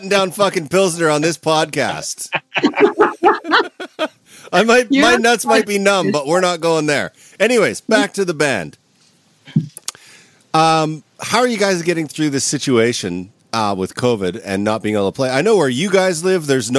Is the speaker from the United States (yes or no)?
no; Canada; No, you see, Andrew, I'm a Canadian.